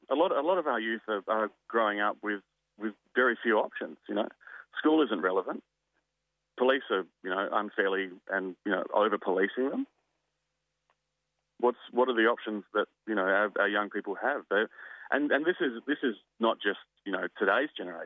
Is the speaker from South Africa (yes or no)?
no; Kaurna country, South Australia, Australia; I was born on Kaurna country, and that's where I'm phoning in from today